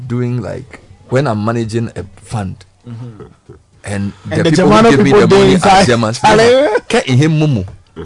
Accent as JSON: {"language": "English", "town": "Accra", "region": "Greater Accra", "country": "Ghana", "said": "I'm from Accra. I'm from a village"}